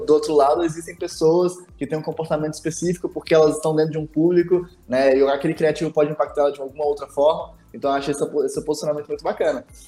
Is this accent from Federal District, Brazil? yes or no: yes; Brasília, Federal District, Brazil; eu sou de Brasília